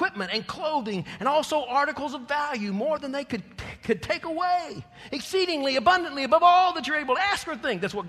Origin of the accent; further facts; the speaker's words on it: Texas, United States; I'm a Texan